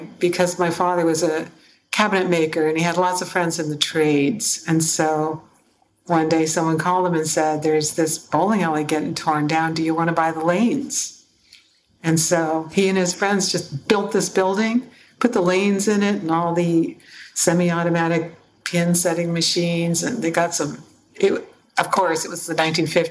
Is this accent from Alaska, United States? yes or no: no; Seattle, Washington, United States; I grew up in Seattle